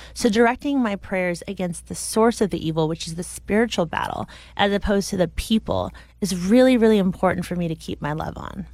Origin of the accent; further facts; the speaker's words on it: United States; a fifteen-year-old growing up in America